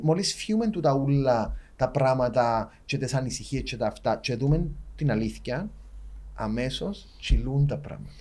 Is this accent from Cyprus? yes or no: yes; Cyprus; accent: Cypriot; δεν είμαστε περήφανοι που είμαστε Κυπρέοι